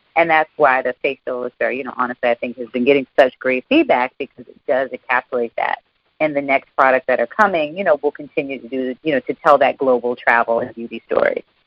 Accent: Alabama, United States; my home state of Alabama

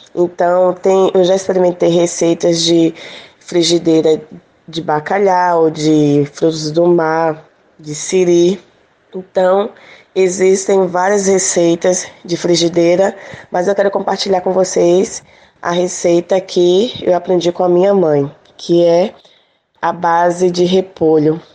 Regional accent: Salvador, Bahia, Brazil; now in Camaçari, Brazil; Eu sou de Salvador, moro atualmente na região metropolitana, em Camaçari

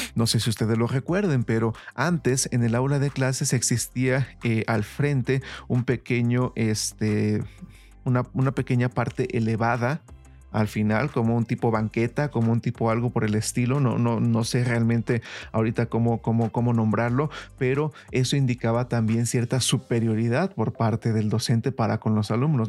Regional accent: Mexico; nosotros como mexicanos

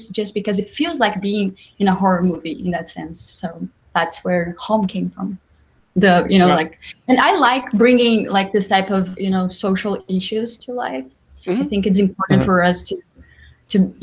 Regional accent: Brazil; accent: Brazilian; now in New York, United States; I live in New York, but I'm just here for work. Brazil, as you can tell by my accent.

